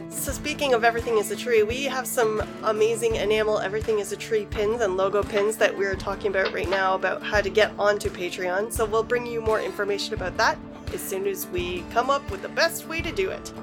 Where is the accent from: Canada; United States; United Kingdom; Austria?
Canada; from Canada, my home country